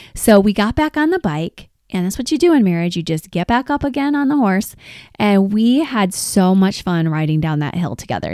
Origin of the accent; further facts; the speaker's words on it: Detroit, Michigan, United States; we are from Detroit